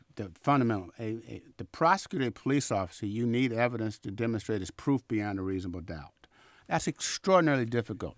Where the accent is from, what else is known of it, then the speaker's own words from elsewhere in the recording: Vallejo, California, United States; also born or lived in Chicago; now in Oakland, United States; I grew up in Vallejo